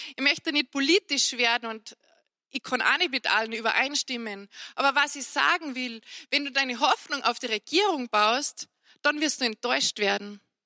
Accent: Salzburg, Austria; bei uns in Salzburg

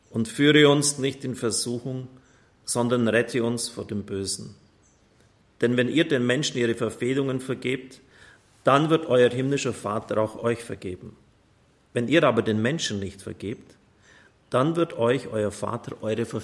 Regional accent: Ottobeuren, Bavaria, Germany; Primitz 1938 in Otto Beuren. Heribert Grobber hat dann 57 Jahre äußerst segensreich gewirkt in meiner Heimat.

